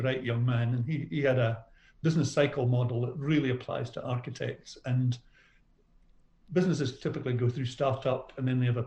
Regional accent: Scotland, United Kingdom; moved away as an adult; now in Australia; I had a business career in Scotland

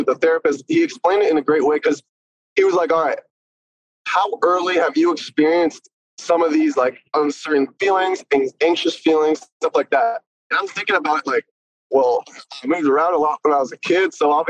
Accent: North Carolina, United States; born there; also born or lived in Philadelphia / Ventura County / New Jersey / San Diego; So I was born in North Carolina. Then like 2 years later, I moved to Philly. 2 years later, I moved to like Ventura County around Thousand Oaks. And then I moved to New Jersey. And then I came back and I moved to SD.

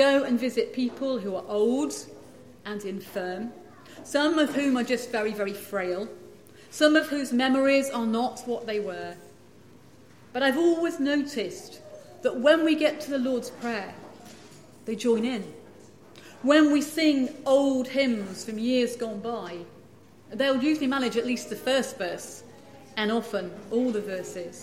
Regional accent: England, United Kingdom; moved away as an adult; now in Scotland; I grew up in England

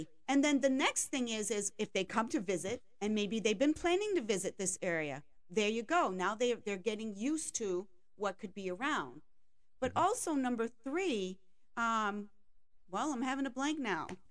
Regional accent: Maine, United States; I grew up in Maine from in a French family

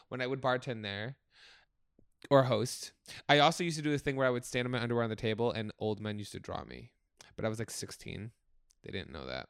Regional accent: Oakland, New Jersey, United States; moved away; in my hometown of Oakland, New Jersey, which I just revisited

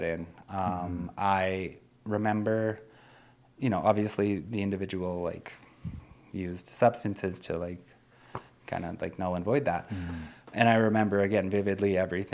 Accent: Nelson, British Columbia, Canada; I grew up in Nelson, BC. That's where I was born.

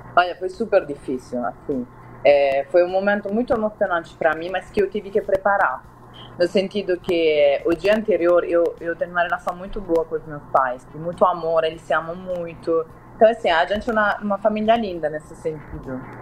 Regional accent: Southern Italy, Italy; moved away; Eu venho do sul da Itália

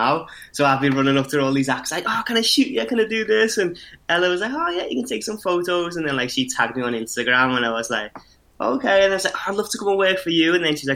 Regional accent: Liverpool, North West England, United Kingdom; we're both from Liverpool

